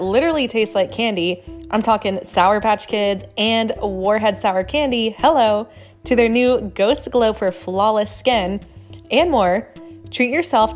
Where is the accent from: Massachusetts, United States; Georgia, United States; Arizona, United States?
Georgia, United States; Atlanta; we are from Atlanta